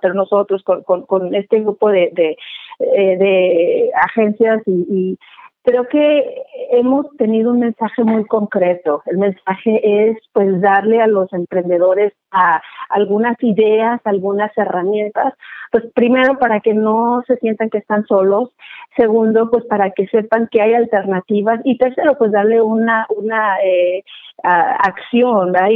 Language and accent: Spanish; Guadalajara, Jalisco, Mexico; moved away as an adult; now in Portland, United States; soy originaria de Guadalajara, Jalisco. Ya tengo por acá, por este lado de, de Oregon, me siento más oregoniana. Este, tengo 23 años por acá.